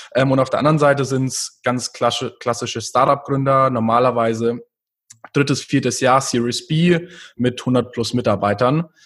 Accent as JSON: {"language": "German", "area": "near Munich", "region": "Bavaria", "country": "Germany", "tie": "born or raised there", "also_born_or_lived": "New York", "said": "Ich bin äh, in der Nähe von München geboren und aufgewachsen"}